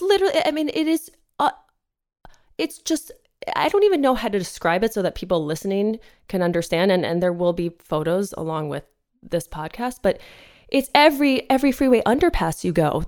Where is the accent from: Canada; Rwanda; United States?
United States; East Coast; now in Los Angeles, United States; I'm not from here, you know, I'm from the East Coast